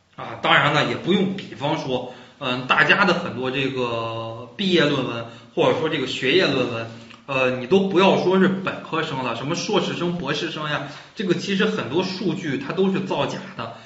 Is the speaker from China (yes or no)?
yes; China; 我们中国人